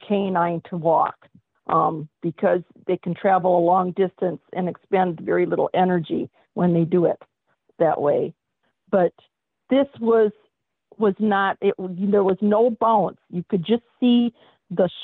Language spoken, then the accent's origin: English; Wisconsin, United States; I'm from Wisconsin and we're America's Dairyland